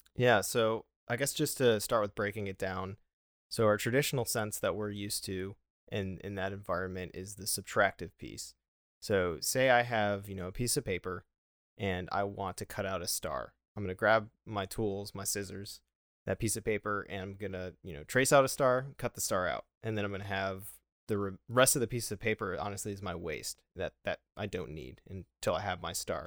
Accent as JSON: {"language": "English", "town": "Buffalo", "region": "New York", "country": "United States", "moved": "yes", "said": "I am from Buffalo"}